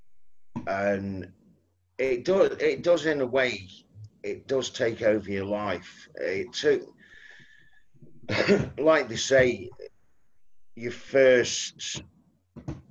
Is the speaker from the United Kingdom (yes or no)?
yes; Stoke-on-Trent, West Midlands, United Kingdom; also born or lived in Southampton; I was born in Bedstead in Fenton.